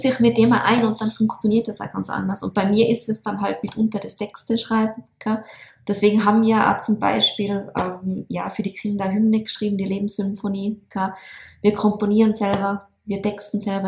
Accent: Tyrol, Austria; bei uns in Tirol

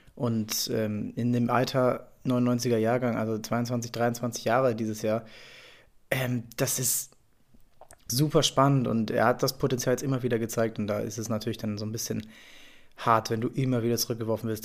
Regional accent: Hamburg, Germany; als Hamburger

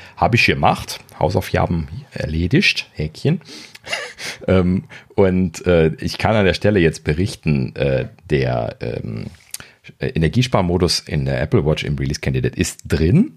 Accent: Germany; als Deutsche

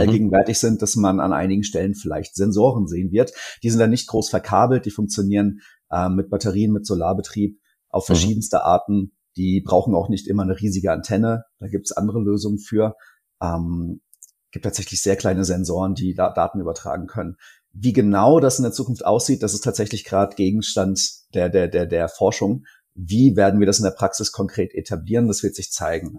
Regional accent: Lower Franconia, Bavaria, Germany; ich komme aus Unterfranken

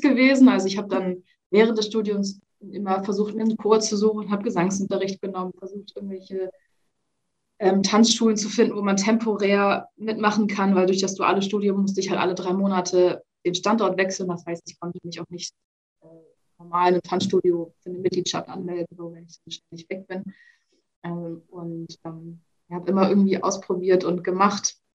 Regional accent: Hamburg, Germany; lebe in Hamburg, bin auch ursprünglich Hamburgerin

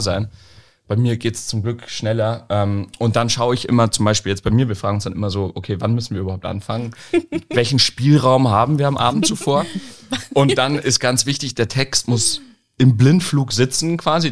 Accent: Munich, Bavaria, Germany; moved away as an adult; now in Lüneburg, Germany; Ich komme aus München ja ursprünglich. Ähm, und ich bin jetzt hier hochgezogen

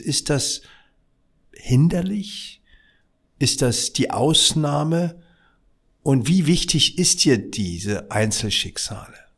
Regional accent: Berlin, Germany; Ich bin ja im Wedding aufgewachsen

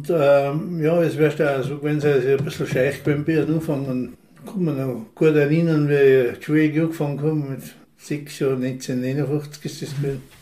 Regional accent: St. Jakob in Haus, Tyrol, Austria; Ich bin am 14. August 1953 geboren in St. Johann. Ja, ich bin der älteste von acht Kindern und bin aufgewachsen am Hofenberghof St. Jakob

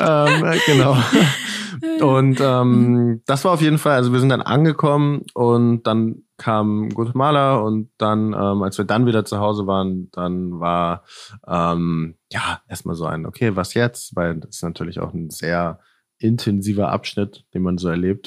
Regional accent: Northern Germany, Germany; moved away as an adult; also born or lived in Netherlands; also ich komme aus Deutschland, komme aus Norddeutschland, bin dann ähm, nach Holland gezogen, in den Niederlanden, um da zu studieren

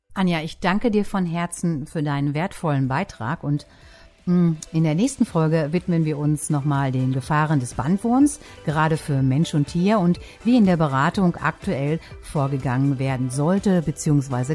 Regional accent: East Westphalia-Lippe, North Rhine-Westphalia, Germany; bei uns in Ostwestfalen-Lippe

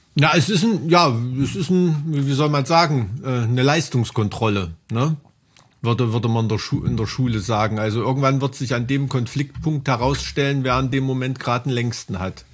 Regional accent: East Germany, Germany; bin ich ganz oft der einzige Ossi dort

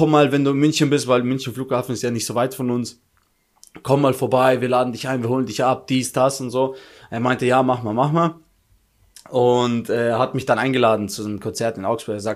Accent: Albania; wir sind auch Albaner, komm schon.

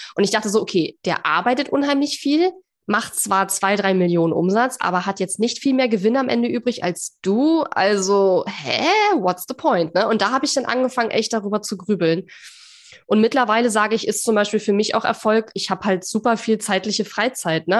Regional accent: East Germany, Germany; ich komme ja aus dem Osten

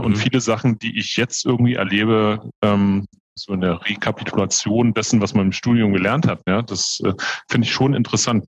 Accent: Berlin, Germany; Ich bin 44 Jahre alt, gebürtiger Berliner, habe äh, meine Ausbildung zum Bankkaufmann in Berlin gemacht

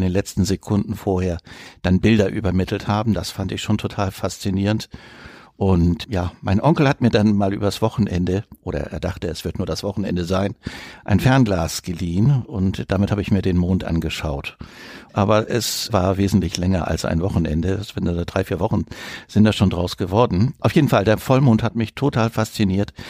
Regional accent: Northern Germany, Germany; now in Cologne, Germany; Ich bin gebürtiger Norddeutscher, der jetzt seit mehreren Jahrzehnten in Köln wohnt

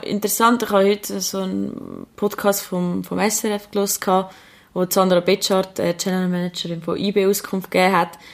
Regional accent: Switzerland; bei uns in der Schweiz

